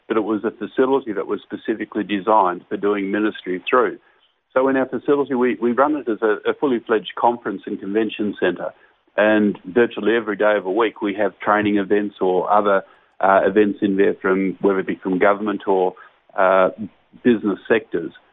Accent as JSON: {"language": "English", "town": "Launceston", "region": "Tasmania", "country": "Australia", "tie": "born or raised there", "said": "I was born and raised in Launceston, Tasmania, and I'm, I'm still a resident of Launceston, Tasmania."}